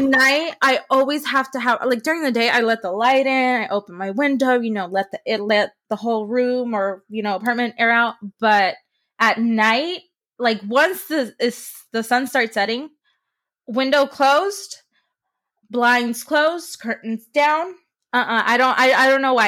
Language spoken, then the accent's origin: English; San Francisco, California, United States; also born or lived in Modesto, California; my hometown is San Francisco, California